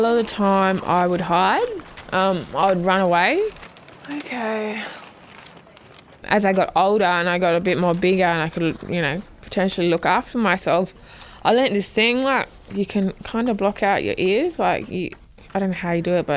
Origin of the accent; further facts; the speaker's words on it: Darwin, Northern Territory, Australia; I was born in Darwin.